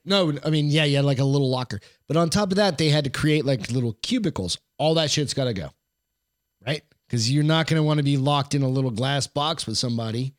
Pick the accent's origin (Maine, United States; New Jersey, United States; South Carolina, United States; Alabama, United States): Maine, United States; I was born there